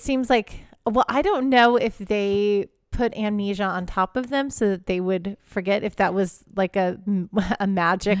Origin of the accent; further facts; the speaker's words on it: Houston, Texas, United States; I grew up in an area where it's Texas